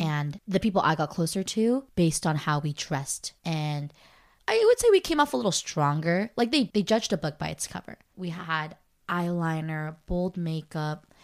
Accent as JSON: {"language": "English", "region": "California", "country": "United States", "said": "I'm from California"}